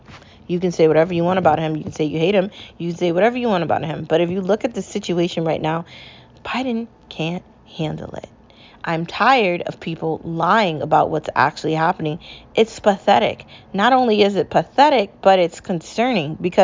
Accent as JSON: {"language": "English", "country": "United States", "also_born_or_lived": "Connecticut", "said": "As an American"}